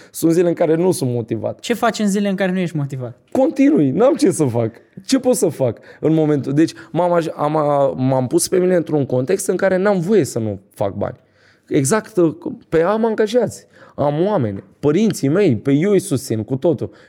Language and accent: Romanian; Vaslui, Vaslui County, Romania; Nu, sunt din Vaslui eu.